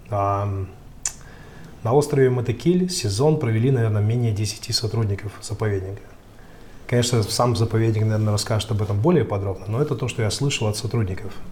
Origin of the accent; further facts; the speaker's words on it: Magadan, Magadan Oblast, Russia; moved away as an adult; А, родился и вырос в Магадане. А, собственно говоря, ничего примечательного, наверное, не, не происходило, кроме того, что я с отцом часто уезжал на охоту.